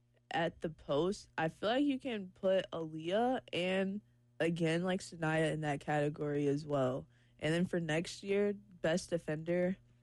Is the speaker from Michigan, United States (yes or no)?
yes; Detroit, Michigan, United States; moved away as an adult; also born or lived in Atlanta, Georgia; now in Columbia, United States; since I am from the Detroit area